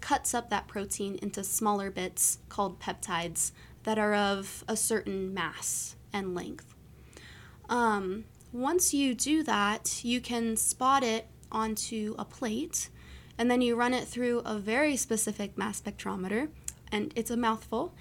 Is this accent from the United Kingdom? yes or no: no; East Coast, United States; moved away; also born or lived in Maryland; I'm from the East Coast